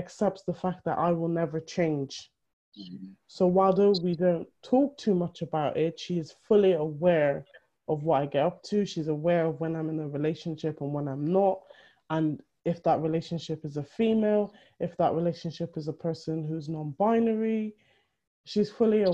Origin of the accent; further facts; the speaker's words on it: Benin City, Edo, Nigeria; we're Benin. We are from Benin in Nigeria